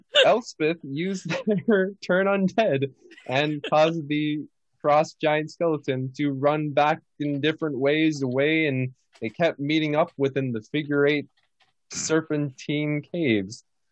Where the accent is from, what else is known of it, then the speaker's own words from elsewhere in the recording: Colorado, United States; born there; also born or lived in Utah / East Coast; I've moved around a lot, but I was born in Colorado, lived in Utah. On the East Coast for a bit too.